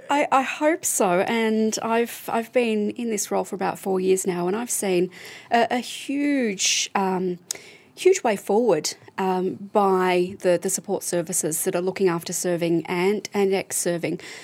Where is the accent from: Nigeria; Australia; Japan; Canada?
Australia; Melbourne, Victoria; I'm from Melbourne